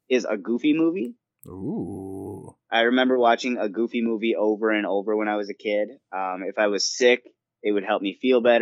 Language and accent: English; Stillwater, United States; moved away; after I moved away from Stillwater